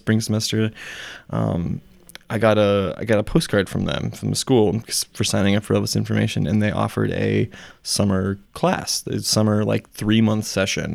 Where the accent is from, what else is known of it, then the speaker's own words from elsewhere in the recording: Mason City, Iowa, United States; We were from Mason City